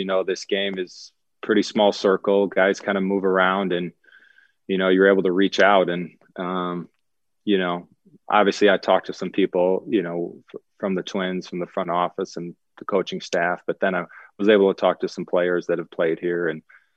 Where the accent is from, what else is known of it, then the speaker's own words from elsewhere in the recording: Illinois, United States; now in Nashville, United States; coming back to the Midwest where I grew up in Illinois